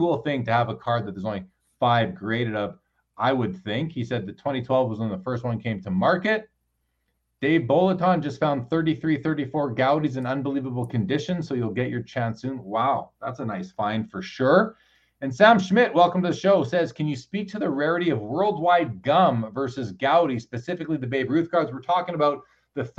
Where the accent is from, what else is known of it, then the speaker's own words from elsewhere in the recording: Canada; I'm a Canadian.